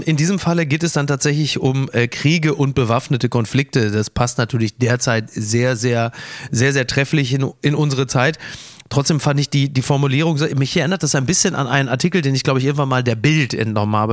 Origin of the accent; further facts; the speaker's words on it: Castrop-Rauxel, North Rhine-Westphalia, Germany; ich komme ja aus der Provinz, aus Castrop Rauxel